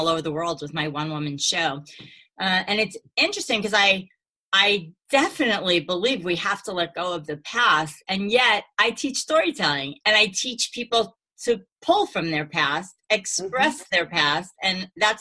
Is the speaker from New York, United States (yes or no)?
yes; New York City, New York, United States; So I grew up in Brooklyn with a Jewish wannabe Italian father